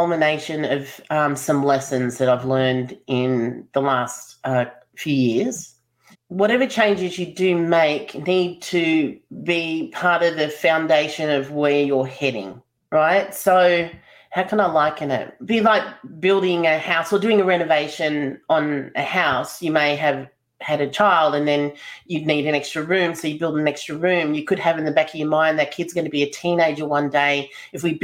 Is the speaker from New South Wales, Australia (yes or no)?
no; Melbourne, Victoria, Australia; I'm from Melbourne